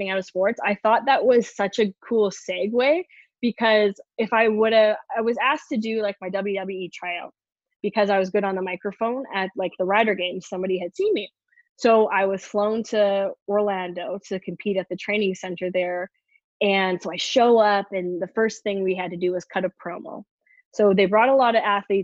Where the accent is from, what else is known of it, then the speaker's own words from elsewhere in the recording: Canada; I'm from Canada